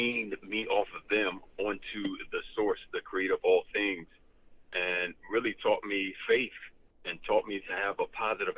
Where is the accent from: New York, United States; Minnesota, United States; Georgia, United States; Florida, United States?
Florida, United States; Fort Lauderdale; Born and raised in Fort Lauderdale, Florida, one of 15 children